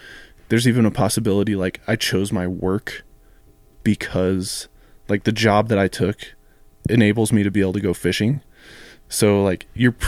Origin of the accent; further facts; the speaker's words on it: Colorado, United States; growing up in Colorado